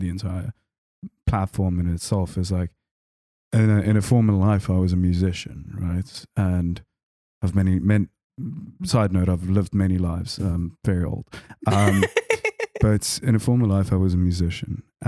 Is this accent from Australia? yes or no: no; Pretoria, Gauteng, South Africa; I grew up in Pretoria